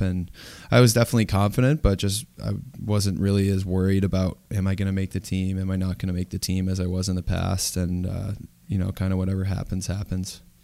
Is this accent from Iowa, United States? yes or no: no; Ithaca, New York, United States; also born or lived in Durham, England; growing up in Ithaca, New York